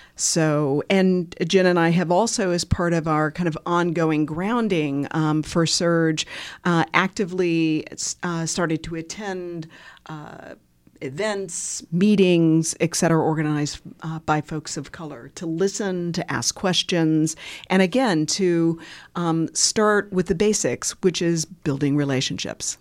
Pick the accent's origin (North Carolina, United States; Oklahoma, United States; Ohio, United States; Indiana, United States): Indiana, United States; Bloomington; moved away as an adult; also born or lived in Washington, D.C.; And Bloomington is my hometown, so I was born and raised here